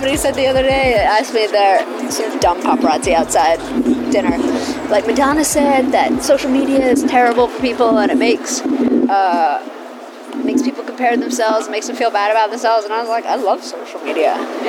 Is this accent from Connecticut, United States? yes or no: no; New York, United States; I think growing up in New York, it's a New York